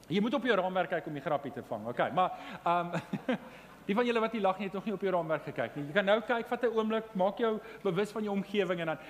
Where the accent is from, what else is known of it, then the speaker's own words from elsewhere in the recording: Johannesburg, Gauteng, South Africa; Ek kom van Johannesburg af